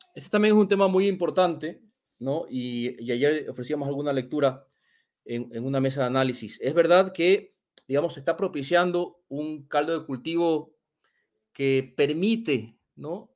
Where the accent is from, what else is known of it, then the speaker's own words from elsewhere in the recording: Ecuador; En mi país